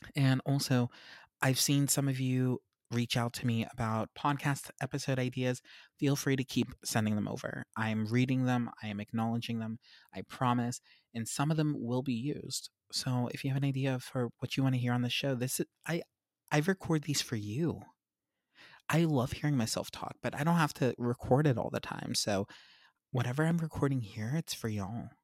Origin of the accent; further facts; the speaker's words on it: Pennsylvania, United States; I grew up in Pennsylvania